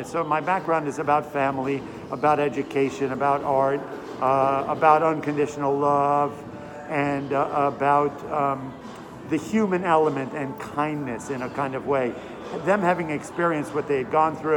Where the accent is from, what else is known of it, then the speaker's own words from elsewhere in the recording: New York City, New York, United States; I grew up in New York City.